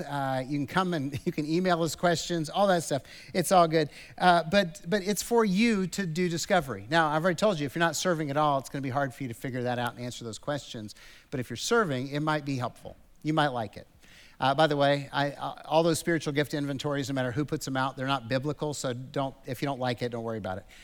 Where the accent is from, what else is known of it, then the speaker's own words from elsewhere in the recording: United States; American Christians because we grew up with the American kind of ideal